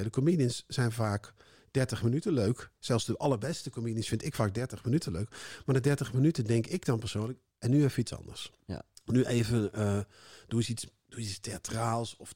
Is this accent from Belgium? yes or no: no; North Brabant, Netherlands; in Brabant, waar ik vandaan kom